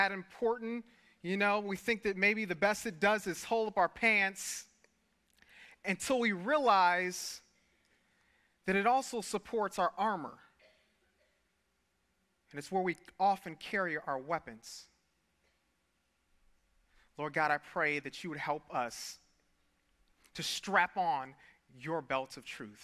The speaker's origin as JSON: {"language": "English", "town": "Detroit", "region": "Michigan", "country": "United States", "tie": "born or raised there", "said": "I grew up in Detroit"}